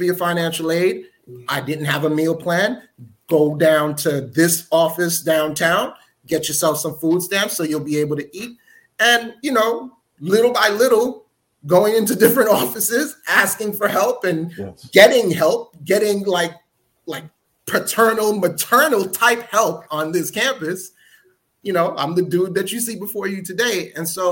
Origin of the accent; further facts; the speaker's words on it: New York City, New York, United States; also born or lived in Newark, New Jersey; I was born and raised in Newark, New Jersey, but I grew up in New York, in Brooklyn, New York.